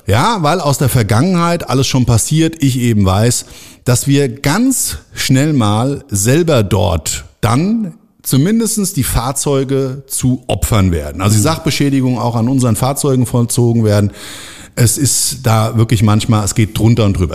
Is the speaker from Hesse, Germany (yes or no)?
yes; Frankfurt am Main, Hesse, Germany; in meine Stadt, in meine Geburtsstadt Frankfurt am Main